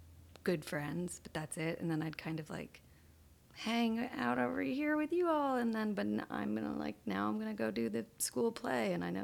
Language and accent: English; Connecticut, United States; I grew up in Connecticut.